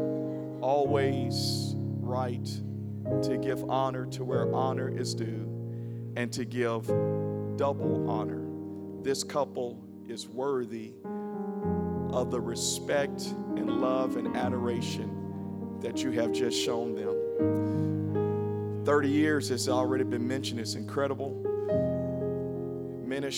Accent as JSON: {"language": "English", "town": "Memphis", "region": "Tennessee", "country": "United States", "tie": "born or raised there", "said": "Growing up in the Memphis church"}